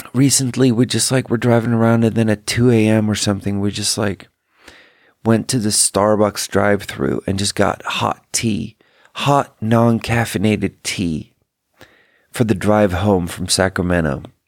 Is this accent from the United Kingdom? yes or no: no; Sweden; English is a second language; now in United States; I'm from Sweden, too.